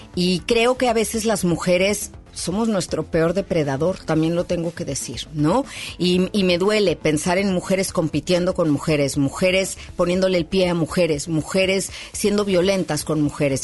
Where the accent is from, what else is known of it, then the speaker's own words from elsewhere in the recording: Mexico City, Mexico; en la Ciudad de México, de donde yo soy